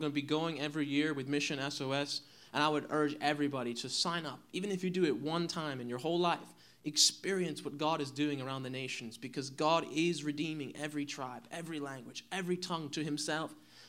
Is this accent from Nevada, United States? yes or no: no; New Jersey, United States; moved away; I'm from New Jersey.